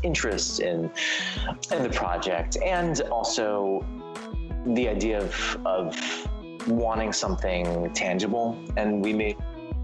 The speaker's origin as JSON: {"language": "English", "town": "Los Angeles", "region": "California", "country": "United States", "tie": "born or raised there", "said": "I'm actually from"}